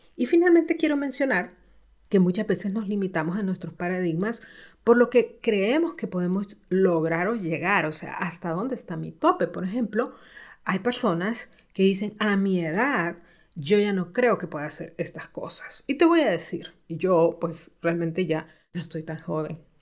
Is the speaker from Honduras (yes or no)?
yes; Honduras; en mi país, en Honduras, donde vivo